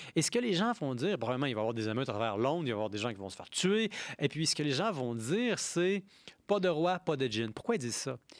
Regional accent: Quebec, Canada; en tant que Québécois dont le pays a été occupé par l'Angleterre

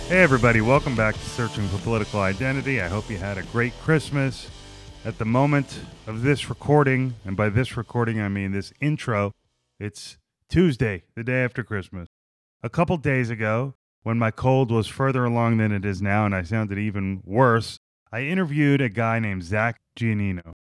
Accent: New Jersey, United States; now in San Diego, United States; I'm from New Jersey

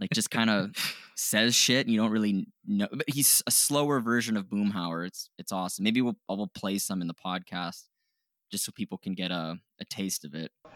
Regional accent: Canada; we're Canadian

